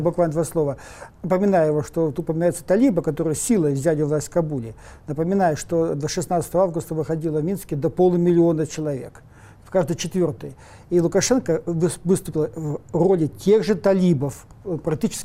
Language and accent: Russian; Russia; Мы родились в России, тут тоже масса проблем. Но мы же не бежим отсюда